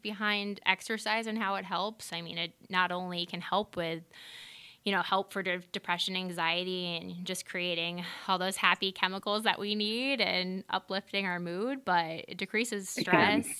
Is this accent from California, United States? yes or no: no; Massachusetts, United States; born and raised in Massachusetts for the most part